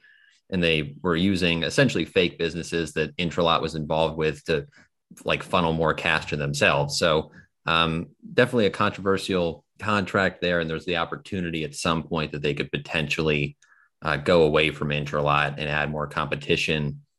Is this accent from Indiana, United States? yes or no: no; Virginia, United States; Yeah, so I came from Virginia to sort of the DC area